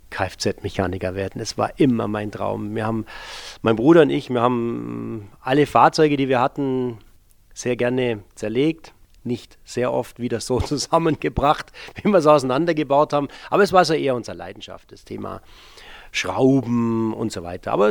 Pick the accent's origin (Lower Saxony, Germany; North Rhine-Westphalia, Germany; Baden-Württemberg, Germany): Baden-Württemberg, Germany; Bad Herrenalb; Ich bin 1965 in Baden-Baden geboren, aufgewachsen im Norden des Schwarzwalds in Bad Herrenalb ähm, als äh, Sohn einer Gastronomiefamilie.